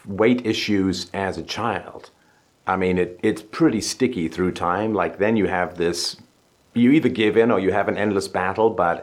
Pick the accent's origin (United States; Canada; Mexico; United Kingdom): United Kingdom; England; growing up in England in the 70s